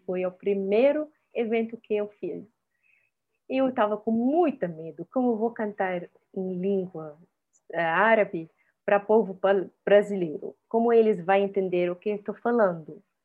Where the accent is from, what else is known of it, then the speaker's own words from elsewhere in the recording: Syria; Portuguese is a second language; moved away as an adult; also born or lived in Egypt; now in Brazil; eu vivi toda a minha vida na Síria como refugiada palestina